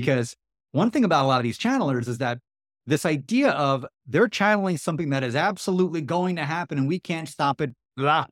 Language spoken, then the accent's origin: English; New York City, New York, United States; I grew up in Queens, New York.